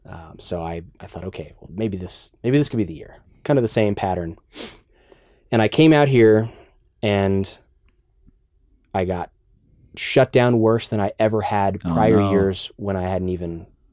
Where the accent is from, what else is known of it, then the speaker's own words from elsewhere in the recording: Dallas, Texas, United States; now in Austin, United States; Dallas. I grew up in Dallas.